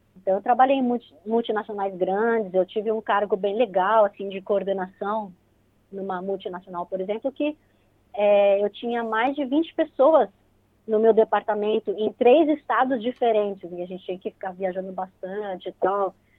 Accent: São Paulo, Brazil; moved away as an adult; now in New Zealand; eu nasci em São Paulo, sou paulista mesmo, daquela ferrenha que frequentava bastante a Avenida Paulista.

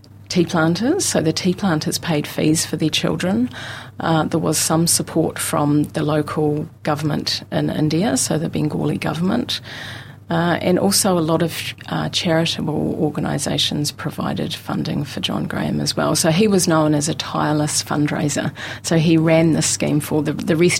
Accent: Mosgiel, Otago, New Zealand; I grew up in Mosgiel

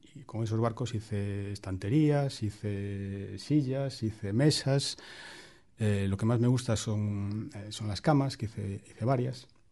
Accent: A Coruña, Galicia, Spain; moved away as an adult; also born or lived in Geneva; now in Wellington, New Zealand; mi ciudad natal, La Coruña, donde eh, cuando yo era pequeño

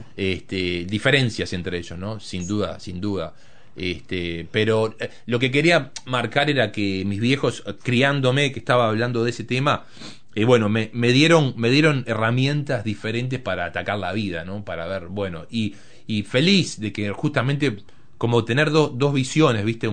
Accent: Montevideo, Uruguay; moved away; me crié en Montevideo, nací ahí

